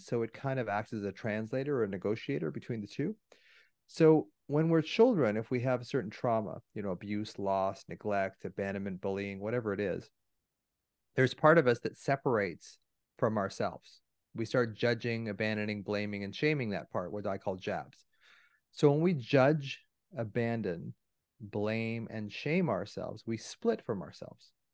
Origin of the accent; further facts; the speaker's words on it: Canada; I'm Canadian